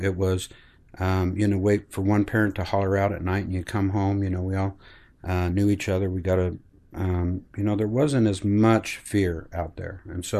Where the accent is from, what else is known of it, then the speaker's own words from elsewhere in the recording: Granger, Utah, United States; I grew up here in Salt Lake, actually Granger, Utah, and Granger, a family, mother, father, brother, sister.